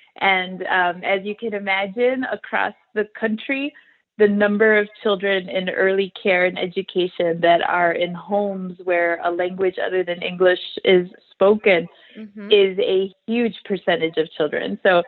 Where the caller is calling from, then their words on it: Chicago, Illinois, United States; I'm calling in from the Chicago area. So I'm calling in live from the Chicago area.